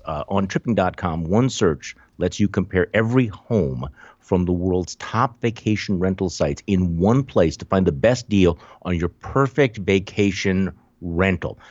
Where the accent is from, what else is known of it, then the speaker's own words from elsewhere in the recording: Wisconsin, United States; moved away; I'm from Wisconsin